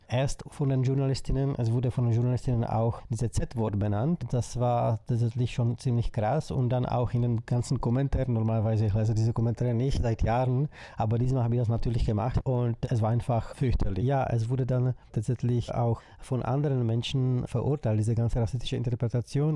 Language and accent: German; Czechia; Ich komme aus der Tschechischen Republik